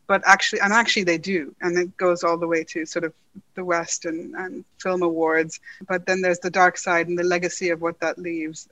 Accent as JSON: {"language": "English", "town": "Karachi", "region": "Sindh", "country": "Pakistan", "tie": "born or raised there", "also_born_or_lived": "Dublin / Punjab", "moved": "as an adult", "lives_now": "London, United Kingdom", "said": "I grew up in Karachi in Pakistan, so I spent most of my childhood there with a brief stint in Dublin"}